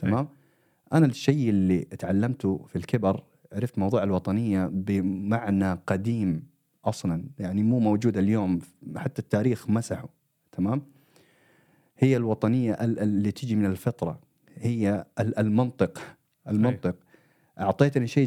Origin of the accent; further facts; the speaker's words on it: Saudi Arabia; also born or lived in Eritrea (ancestry); now in Sweden; انا مواليد السعوديه